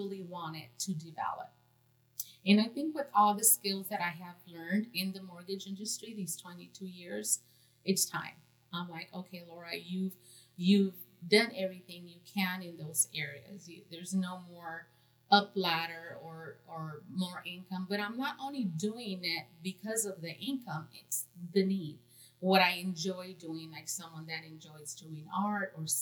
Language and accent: English; California, United States; moved away; I'm originally from California